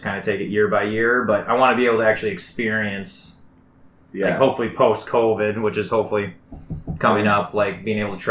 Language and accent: English; Iowa, United States; moved away as an adult; now in South Korea; I've been teaching in my hometown, small town in Iowa, for like 7 years